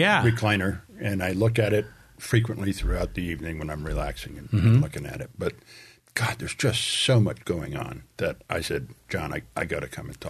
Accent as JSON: {"language": "English", "region": "Rhode Island", "country": "United States", "said": "we looked at that area intensively because I'm from Rhode Island and it appealed to me."}